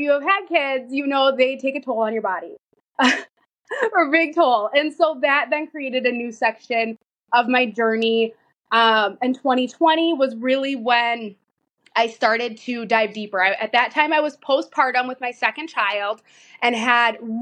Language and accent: English; Minnesota, United States; I am from Minnesota. I live in a very small town